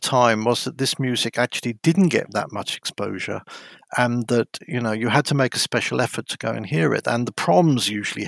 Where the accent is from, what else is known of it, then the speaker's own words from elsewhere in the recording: Dover, South East England, United Kingdom; moved away as an adult; also born or lived in London / Tuscany / West Berlin; now in Australia; I grew up in Dover on the coast of Kent.